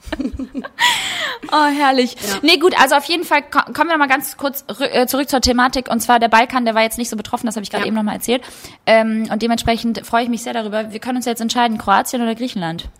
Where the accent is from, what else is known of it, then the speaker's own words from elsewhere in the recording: Kosovo; moved away; ich bin gebürtige Kosovo-Albanerin